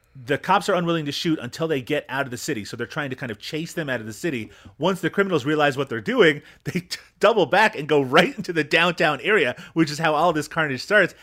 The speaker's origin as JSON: {"language": "English", "country": "Canada", "said": "as a Canadian"}